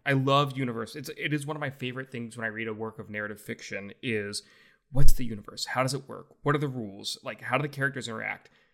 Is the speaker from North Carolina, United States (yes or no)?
no; Louisiana, United States; I'm from Louisiana